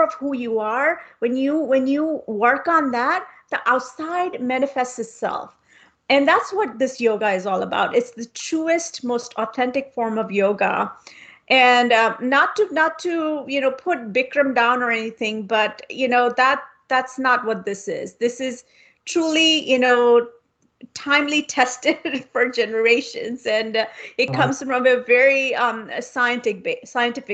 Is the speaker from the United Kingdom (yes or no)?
no; India; I come from India